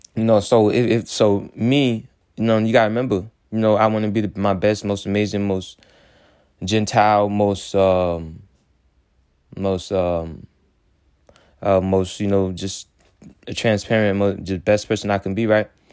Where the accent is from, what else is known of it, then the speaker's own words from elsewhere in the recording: Haiti; now in United States; I'm coming straight from Haiti